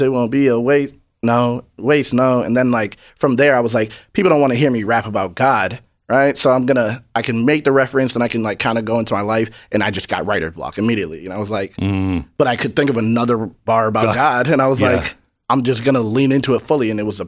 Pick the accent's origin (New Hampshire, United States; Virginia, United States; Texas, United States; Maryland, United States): New Hampshire, United States; I'm from New Hampshire. It's like 95% white. There's like no real struggle.